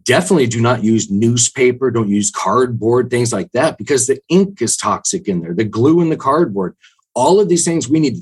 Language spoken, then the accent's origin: English; the Northwest, Pacific Northwest, United States; I'm from the Northwest